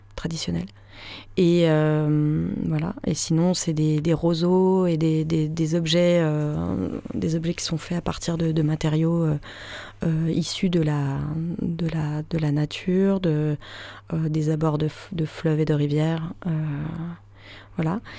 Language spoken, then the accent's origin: French; Paris, Île-de-France, France; J'ai grandi à Paris